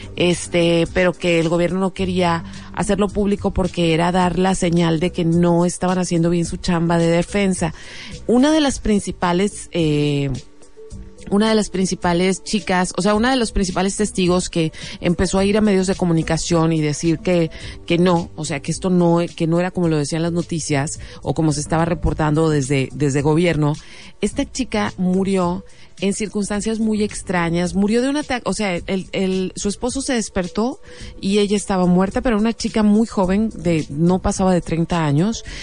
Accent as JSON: {"language": "Spanish", "town": "Mexicali", "region": "Baja California", "country": "Mexico", "said": "los mexicalenses"}